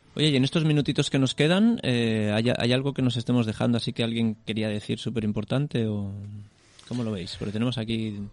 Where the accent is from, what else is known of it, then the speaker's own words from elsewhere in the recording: Corbera, Spain; de mi pueblo, en Corbera